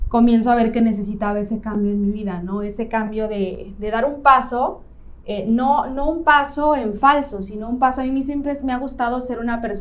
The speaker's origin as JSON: {"language": "Spanish", "town": "León", "region": "Guanajuato", "country": "Mexico", "lives_now": "Playa del Carmen, Mexico", "said": "Mira, yo llevo siete años en Playa"}